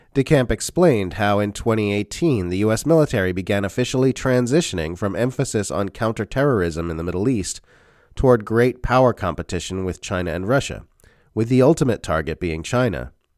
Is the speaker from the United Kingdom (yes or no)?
no; Australia; As an Australian, I know I live in a member state of the U S centralized empire